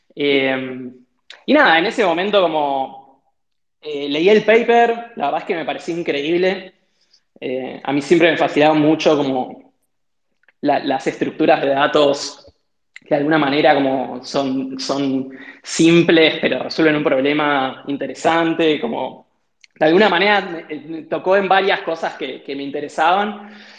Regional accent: Mar del Plata, Buenos Aires Province, Argentina; de chico, eh, yo viví en Mar del Plata, hice toda la secundaria en Mar del Plata

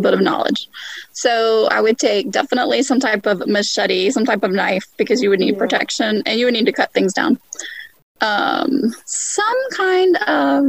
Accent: Texas, United States; I grew up in Texas.

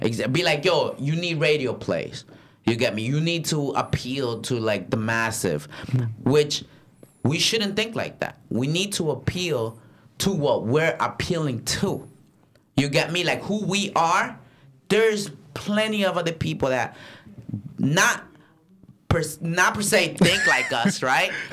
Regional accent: Paterson, New Jersey, United States; I'm from Patterson

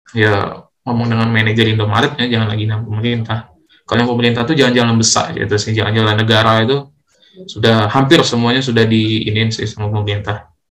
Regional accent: Lubuklinggau, South Sumatra, Indonesia; aku asli Linggau

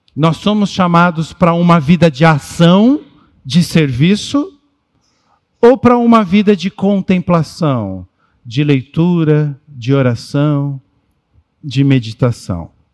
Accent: São Paulo, Brazil; Nós somos paulistanos

